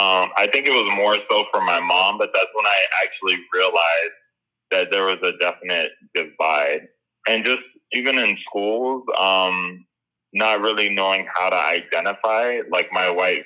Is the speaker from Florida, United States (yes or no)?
yes; Miami, Florida, United States; when I was growing up in Miami, I feel like the black kids were more accepting, especially versus the white Latinos.